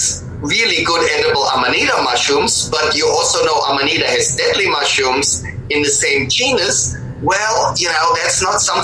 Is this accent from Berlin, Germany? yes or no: no; Bavaria, Germany; moved away; also born or lived in Pacific Northwest; I grew up in Germany, in Bavaria